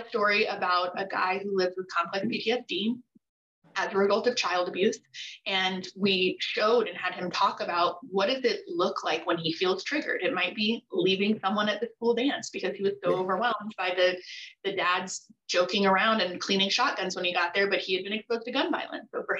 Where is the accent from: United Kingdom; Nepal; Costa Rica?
Costa Rica; I was born in Costa Rica to a father with schizophrenia.